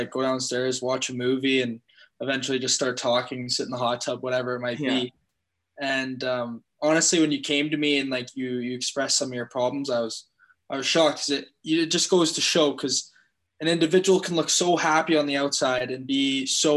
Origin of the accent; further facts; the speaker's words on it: Fort St. John, British Columbia, Canada; moved away; also born or lived in Vancouver / Calgary; I'm from Fort St. John.